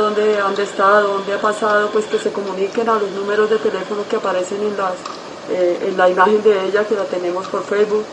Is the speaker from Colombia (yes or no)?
yes; Huila, Colombia; now in Bogotá, Colombia; nosotros somos del Huila